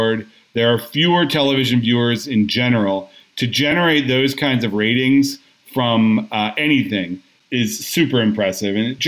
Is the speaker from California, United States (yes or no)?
yes; Orange County, California, United States; also born or lived in Berkeley; I grew up in Orange County